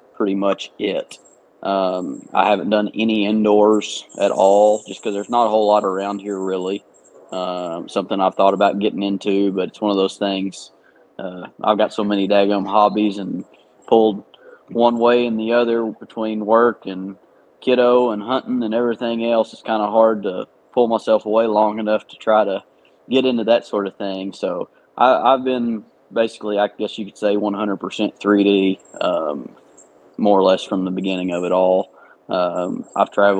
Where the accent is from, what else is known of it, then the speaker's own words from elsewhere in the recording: Sulphur, Oklahoma, United States; I'm from Sulphur, Oklahoma, born and raised here